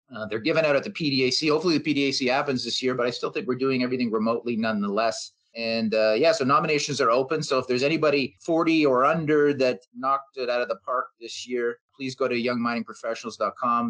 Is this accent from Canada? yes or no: yes; Canada; being a Canadian, being based here